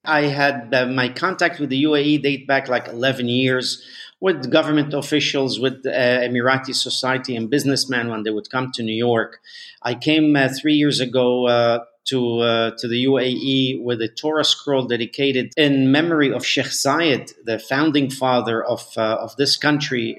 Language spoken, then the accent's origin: English; Mexico; moved away; we moved to Mexico. I grew up in Mexico